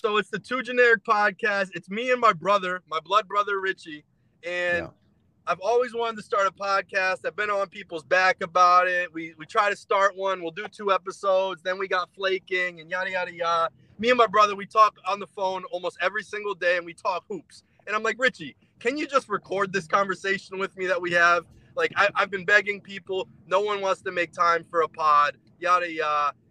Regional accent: Springfield, Massachusetts, United States; We grew up in Springfield, Massachusetts

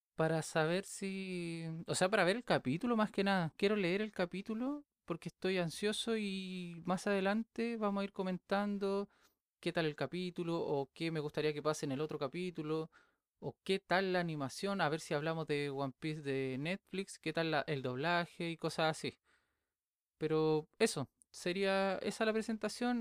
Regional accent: Viña del Mar, Valparaíso, Chile; yo soy de Chile, soy de Viña del Mar.

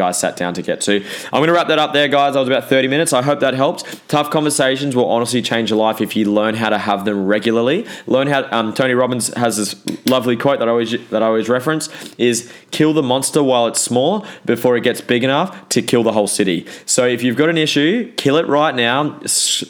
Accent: New Zealand; I'm a Kiwi, so that's why six sounds like sex

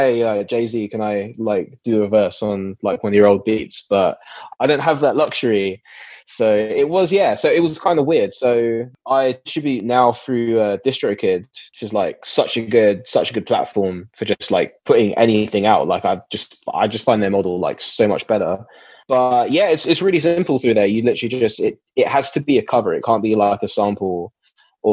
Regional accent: Essex, East of England, United Kingdom; I grew up in Essex, near Lakeside

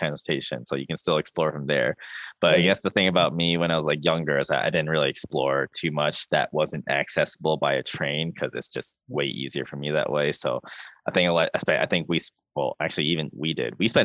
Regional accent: Calgary, Alberta, Canada; I grew up in Calgary

